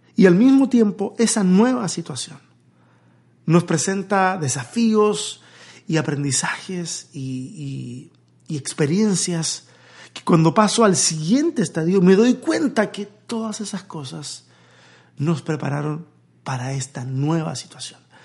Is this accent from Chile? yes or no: yes; Chile; moved away as an adult; now in Mexico